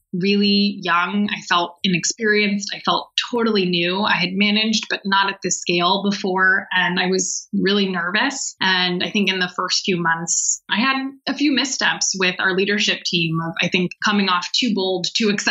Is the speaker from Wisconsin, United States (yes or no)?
no; Bay Area, California, United States; I grew up in the Bay Area and have gone to the same school all my life